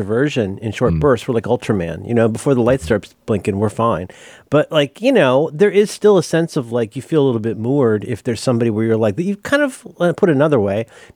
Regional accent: Hamilton County, Ohio, United States; I'm from Hamilton County, Ohio

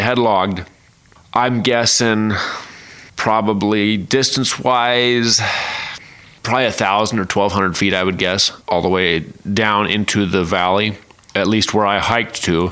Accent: eastern Multnomah County, Oregon, United States; I was raised in the Pacific Northwest, as we know, eastern Multnomah County, in the foothills of Mount Hood

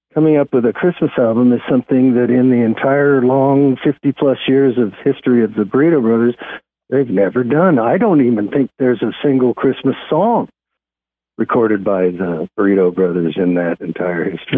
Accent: Kansas, United States; moved away as an adult; also born or lived in Los Angeles; now in Nashville, United States; I'm originally from Kansas

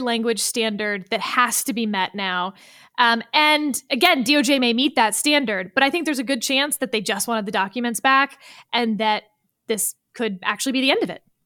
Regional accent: Texas, United States; I'm from Texas

